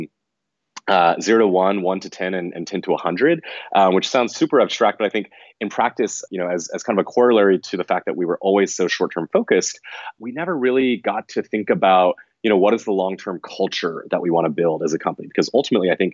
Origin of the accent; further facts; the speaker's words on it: College Station, Texas, United States; I grew up in College Station, Texas, which is a fairly small town